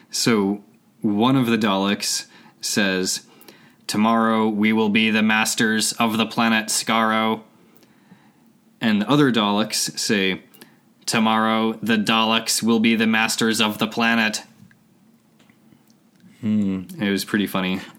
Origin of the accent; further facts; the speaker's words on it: United Kingdom; I mean lifts because we're British.